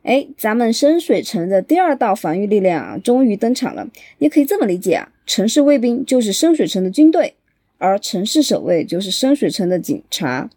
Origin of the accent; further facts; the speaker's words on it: Chengdu, Sichuan, China; accent: Chengdu dialect; 咱们成都话